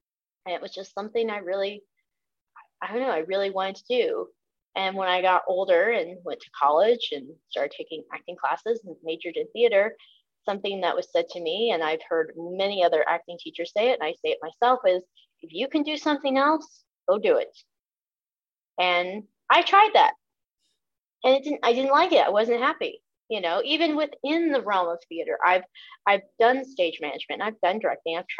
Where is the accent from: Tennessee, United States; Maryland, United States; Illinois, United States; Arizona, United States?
Illinois, United States; Southern; I grew up in Southern Illinois.